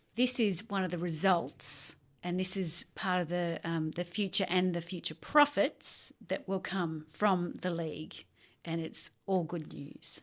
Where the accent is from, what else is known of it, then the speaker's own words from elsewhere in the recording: Sydney, New South Wales, Australia; I grew up on the North Shore